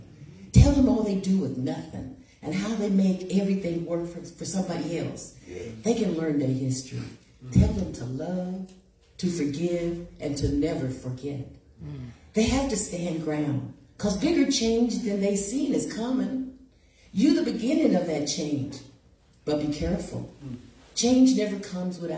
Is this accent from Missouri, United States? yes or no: yes; Hannibal, Missouri, United States; I was born in Hannibal, Missouri, a little town on the Mississippi River.